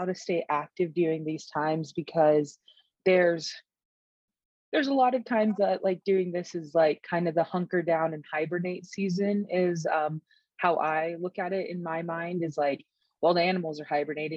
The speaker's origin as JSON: {"language": "English", "region": "Eastern Texas", "country": "United States", "tie": "born or raised there", "moved": "yes", "lives_now": "Eastern Montana, United States", "said": "growing up in Eastern Texas, which is in the really like swampy part, almost in Louisiana."}